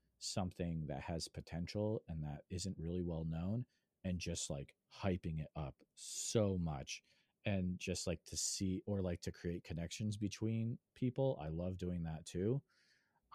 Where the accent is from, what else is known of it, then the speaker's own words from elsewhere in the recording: Western Massachusetts, United States; moved away as an adult; now in Iowa, United States; I grew up in Western Mass, I moved out to Iowa